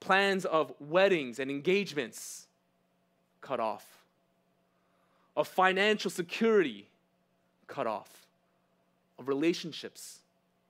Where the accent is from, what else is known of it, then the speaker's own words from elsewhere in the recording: New York City, New York, United States; English is a second language; also born or lived in California; I was born in Cali, but I moved to New York when I was one. So because of that one-year gap, I can't say New York, born and raised. I just say New York, raised